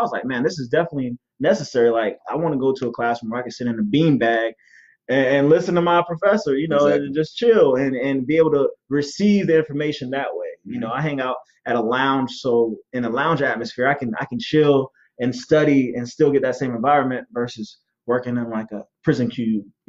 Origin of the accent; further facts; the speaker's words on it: Charleston, South Carolina, United States; And I know Charleston, you know, I'm from Charleston, rep Charleston.